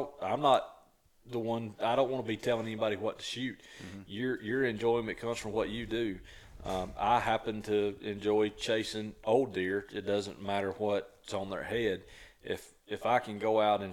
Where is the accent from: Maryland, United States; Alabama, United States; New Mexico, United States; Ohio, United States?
Alabama, United States; Marshall County; I grew up in Marshall County